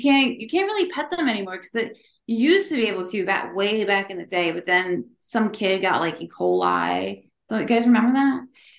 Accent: Lansdale, Pennsylvania, United States; Lansdale, born, raised, and unfortunately still there.

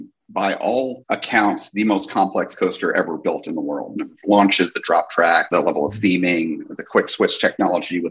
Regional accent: Northeast, United States; now in Florida, United States; I grew up in the Northeast, so the Appalachians, you know, in New Jersey

